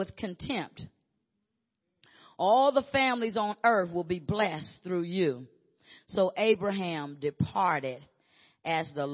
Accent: Arkansas, United States; I'm from Arkansas

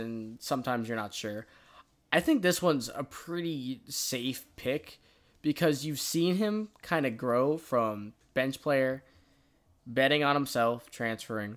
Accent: Tampa, Florida, United States; we're from Florida. We're from Tampa

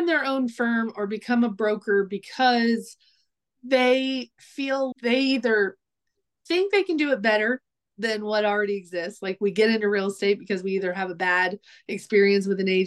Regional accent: Virginia Beach, Virginia, United States; moved away as an adult; also born or lived in South Carolina / North Carolina; now in Franklin, Tennessee, United States; I'm from Virginia. Originally, I grew up in Virginia Beach.

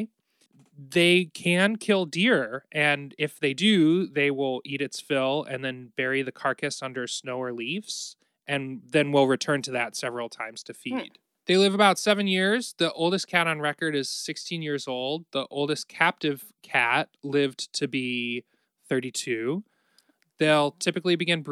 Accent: Ohio, United States; We're both from Ohio

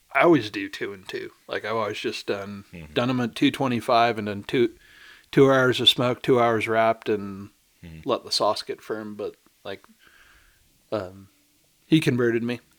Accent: Chicago, Illinois, United States; moved away; also born or lived in Northeast US; I grew up in Chicago

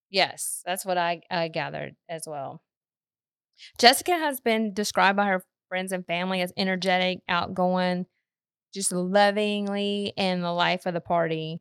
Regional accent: Southwest Mississippi, United States; we're from Mississippi. We grew up in Southwest Mississippi

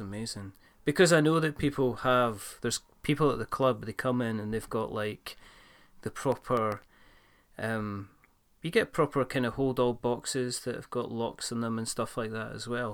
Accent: Scotland, United Kingdom; I'm not really Scottish

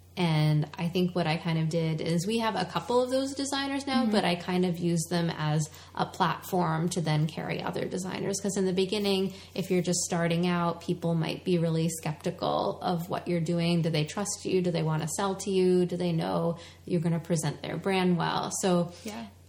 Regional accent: the Boston area, Massachusetts, United States; moved away as an adult; now in Philadelphia, United States; I'm from the Boston area, and we moved down here

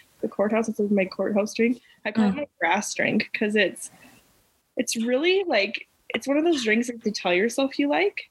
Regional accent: Carseland, Alberta, Canada; I actually loved growing up in a small town.

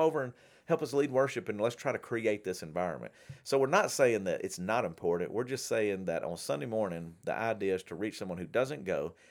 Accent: Shreveport, Louisiana, United States; where I grew up in Shreveport

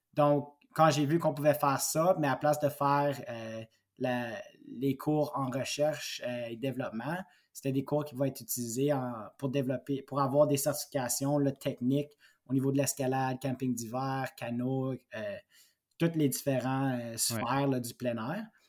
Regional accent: Mansfield-et-Pontefract, Quebec, Canada; ça faisait 17 ans que j'étais dans le Pontiac

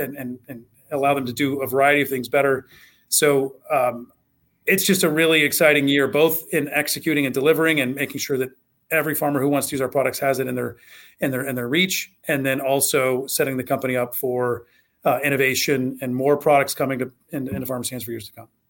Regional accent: Southwest Ohio, United States; I grew up in Southwest Ohio

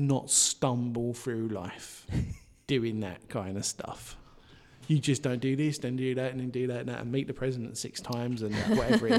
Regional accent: United Kingdom; I'm British

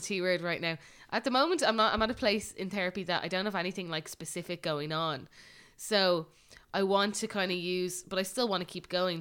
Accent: Ireland; as Irish people

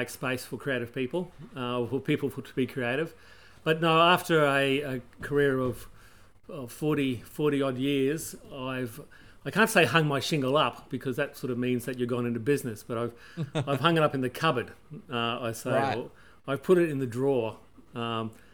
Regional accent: Townsville, Queensland, Australia; also born or lived in Brisbane; I was born in Townsville, far north Queensland.

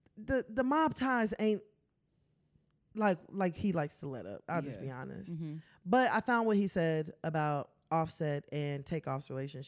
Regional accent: Dallas, Texas, United States; We're not from Houston. We're from Dallas. So we just see, at least, I'm from Dallas, she from Memphis.

